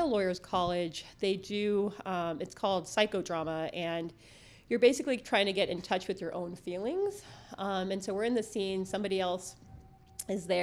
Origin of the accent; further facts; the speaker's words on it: San Fernando Valley, California, United States; now in San Diego, United States; I grew up in the San Fernando Valley